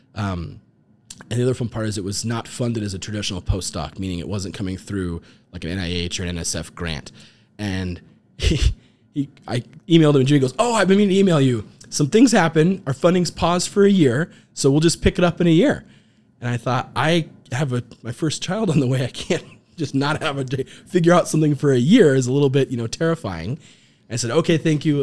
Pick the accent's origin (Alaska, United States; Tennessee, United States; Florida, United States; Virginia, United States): Alaska, United States; moved away as an adult; also born or lived in Bozeman, Montana; I got to grow up in Alaska, which was fantastic. I was born there